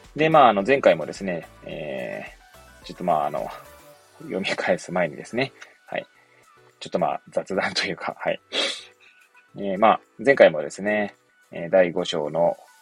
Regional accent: Hachioji, Tokyo, Japan; moved away; 出身が東京の八王子市なんですけれども

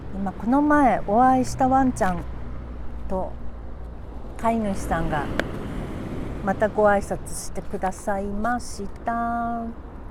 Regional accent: Tokyo, Japan; moved away as an adult; also born or lived in Futako-Tamagawa, Tokyo; now in Oiso, Japan; 元々東京の人間なんですよ、私、ずっと。生まれも育ちもね

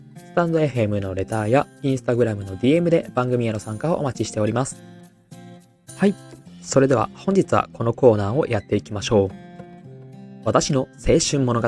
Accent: Aichi, Japan; now in Tokyo, Japan; 自分は愛知出身で東京の学校で働いてたんですけど

